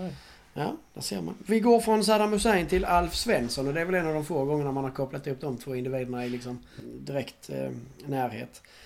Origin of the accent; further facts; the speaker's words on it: Sweden; vi är svenskar trots allt